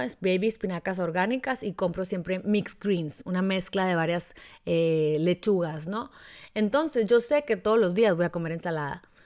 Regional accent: Mexico; como mexicanos

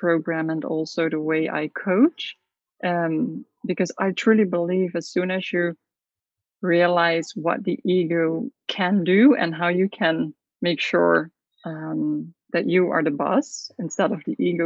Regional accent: south of the Netherlands, Netherlands; moved away as an adult; now in Curaçao

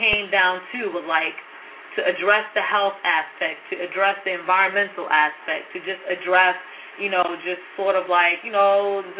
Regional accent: New York, United States; moved away; I grew up in New York

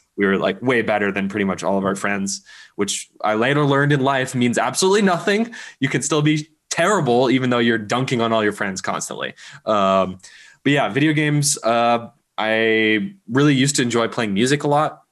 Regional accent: Berkeley, California, United States; I grew up in Berkeley, California

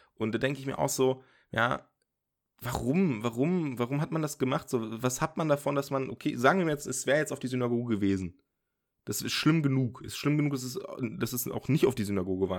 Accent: Osnabrück, Lower Saxony, Germany; now in Dortmund, Germany; ich komme ja ursprünglich aus Osnabrück oder war da auch sehr lange im Jugendzentrum

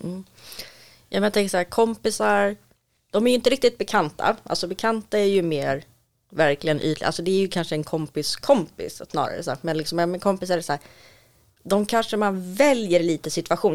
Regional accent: Stockholm, Stockholm County, Sweden; uppvuxen och född i södra Stockholm

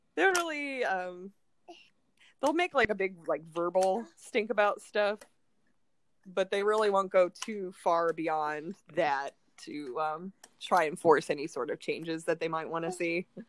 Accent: Ohio, United States; moved away; I'm from Ohio

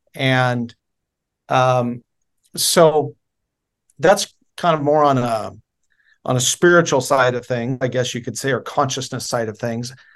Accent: Oregon, United States; moved away as an adult; I was born in October of nineteen seventy, uh, in Oregon. I spent my first twenty-two years in Oregon.

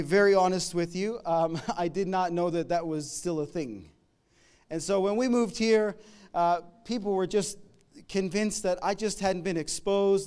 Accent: Canada; now in Melbourne, Australia; I'm from Canada. We came here a, a bunch of years ago

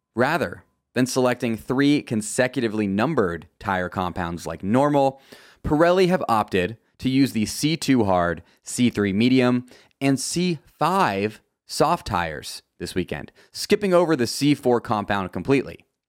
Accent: United States; As an American

